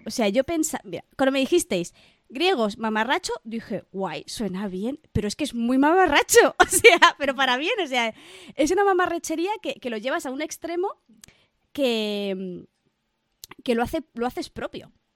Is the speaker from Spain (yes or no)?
yes; Barcelona, Catalonia, Spain; Yo, por ejemplo, soy de Barcelona